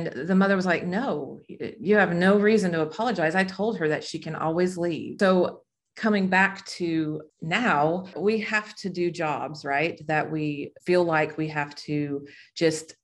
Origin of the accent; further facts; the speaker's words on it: Las Vegas, Nevada, United States; I'm from Las Vegas. When we moved from Las Vegas to North Las Vegas